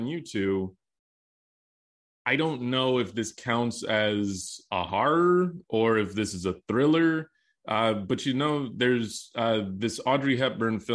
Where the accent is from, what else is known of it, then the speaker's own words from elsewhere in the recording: Texas, United States; I grew up in Texas